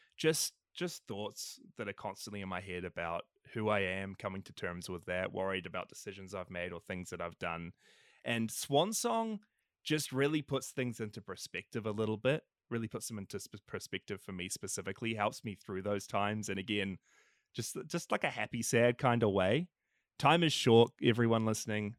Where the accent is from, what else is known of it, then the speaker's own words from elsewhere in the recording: New Zealand; I'm from New Zealand